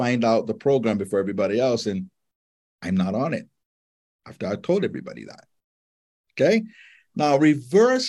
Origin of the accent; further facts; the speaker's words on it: Honolulu, Hawaii, United States; moved away; I grew up in Honolulu